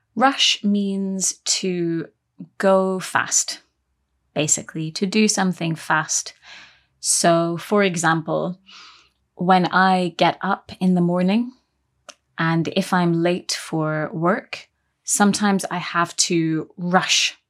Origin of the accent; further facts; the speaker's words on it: United Kingdom; we're British